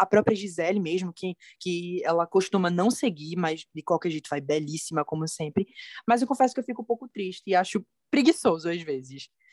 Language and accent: Portuguese; interior near Recife, Pernambuco, Brazil; sou do interior do Recife, 60 minutinhos da capital, aqui no Nordeste, em Pernambuco